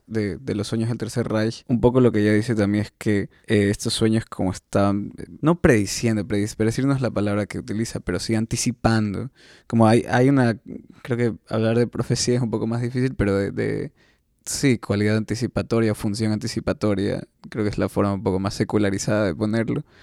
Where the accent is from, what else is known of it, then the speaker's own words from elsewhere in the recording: Guayaquil, Guayas, Ecuador; yo soy de Guayaquil